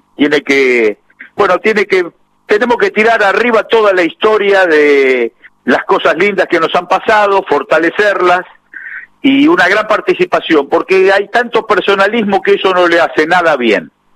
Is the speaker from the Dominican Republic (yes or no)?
no; Temperley, Buenos Aires Province, Argentina; yo nací en un barrio de Lomas que se llama Villa Galicia. Es Temperley, catastralmente, pero está cerquita de la cancha de Banfield, 20 cuadras. Entonces el barrio tenía ya esa mística